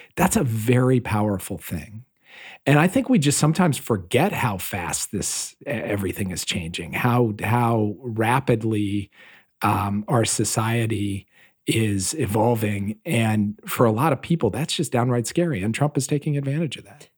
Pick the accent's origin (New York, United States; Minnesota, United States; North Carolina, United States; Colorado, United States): Minnesota, United States; Minneapolis; I grew up in Minneapolis, Minnesota